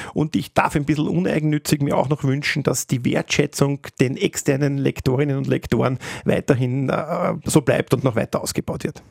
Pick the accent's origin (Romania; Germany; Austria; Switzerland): Austria; bei uns in Österreich